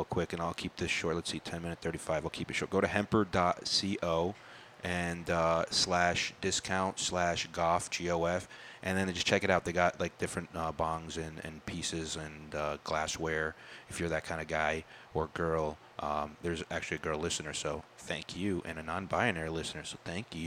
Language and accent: English; New Jersey, United States; I'm from Jersey. You know, they make us tough over here